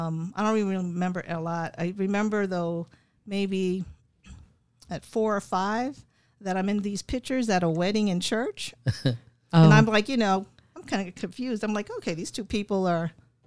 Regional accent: New York City, New York, United States; moved away; also born or lived in Pennsylvania; I was born in New York.

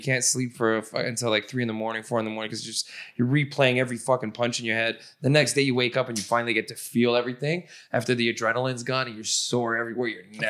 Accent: Toronto, Ontario, Canada; when I was growing up in Toronto

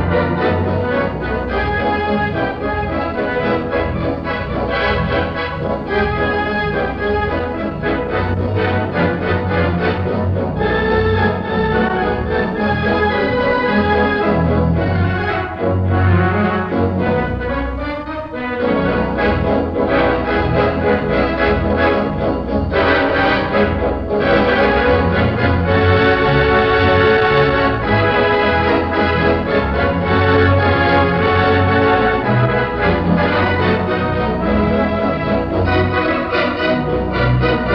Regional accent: Pudsey, Yorkshire and the Humber, United Kingdom; I'm a Yorkshireman from the famous cricketing town of Pudsey

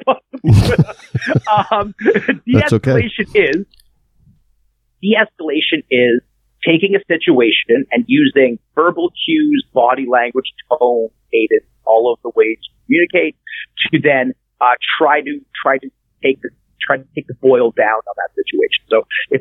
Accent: Canada; So I'm Canadian

